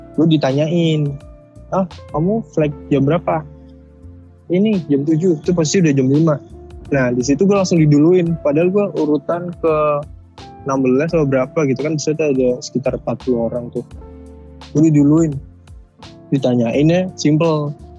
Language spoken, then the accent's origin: Indonesian; Java, Indonesia; Gua kan orang Jawa